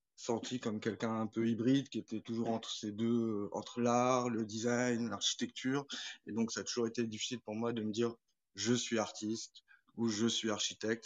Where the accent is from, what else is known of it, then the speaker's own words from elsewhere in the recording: Morocco; moved away as an adult; also born or lived in France; now in Nantes, France; j'ai grandi au Maroc